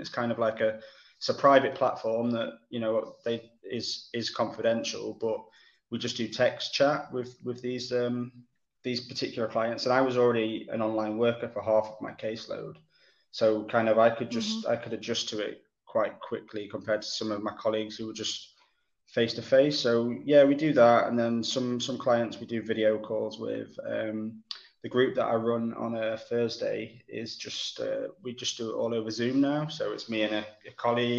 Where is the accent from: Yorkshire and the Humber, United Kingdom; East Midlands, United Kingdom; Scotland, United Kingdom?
East Midlands, United Kingdom; Cromford; moved away as an adult; now in Manchester, United Kingdom; I was born not far from Manchester, a place called Derbyshire. Well, a little village called Cromford, which is in Derbyshire